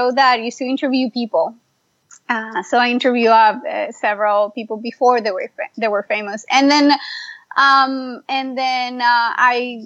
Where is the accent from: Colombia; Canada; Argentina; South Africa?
Colombia; moved away as an adult; also born or lived in Miami / Pittsburgh; now in United States; I am originally from Colombia.